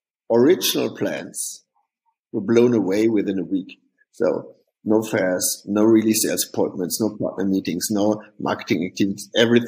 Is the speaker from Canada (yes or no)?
no; Hofheim, Hesse, Germany; English is a second language; we are from the big town of Hofheim, which will nobody know, which listens to this podcast probably. So there are some founders from this lovely town with 40,000 people.